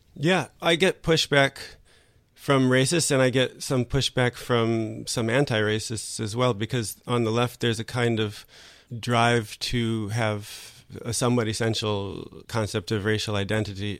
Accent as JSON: {"language": "English", "country": "United States", "moved": "as an adult", "lives_now": "France", "said": "as an American"}